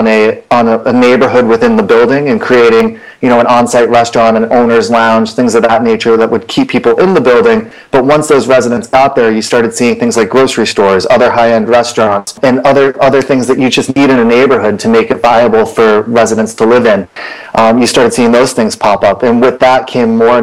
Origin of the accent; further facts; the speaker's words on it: just outside of Boston, Massachusetts, United States; I grew up just outside of Boston in a suburb